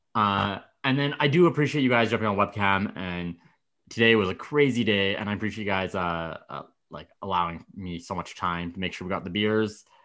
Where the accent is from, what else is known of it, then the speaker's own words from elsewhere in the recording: Medicine Hat, Alberta, Canada; I grew up in Medicine Hat